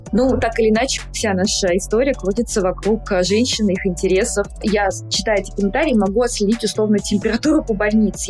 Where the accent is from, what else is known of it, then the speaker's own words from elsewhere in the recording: Volgograd, Volgograd Oblast, Russia; moved away as an adult; now in Moscow, Russia; Я из Волгограда и э, училась в Волгограде